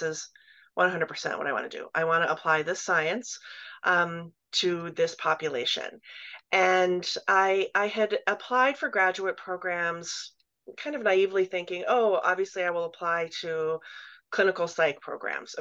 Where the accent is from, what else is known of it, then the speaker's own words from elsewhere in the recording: West Virginia, United States; my home state of West Virginia